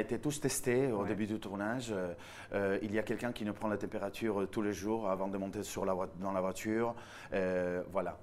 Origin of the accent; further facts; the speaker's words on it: Villajoyosa, Valencian Community, Spain; accent: Spanish; French is a second language; moved away as an adult; now in France; Je viens d'Alicante, je viens d'une petite ville au bord de la mer en Espagne qui s'appelle Villajoyosa.